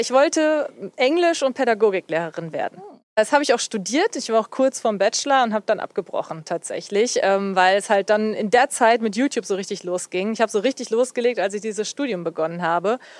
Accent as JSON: {"language": "German", "area": "near Cologne", "region": "North Rhine-Westphalia", "country": "Germany", "tie": "born or raised there", "said": "gebürtig komme ich ja eher aus der Richtung, ja, Richtung Köln"}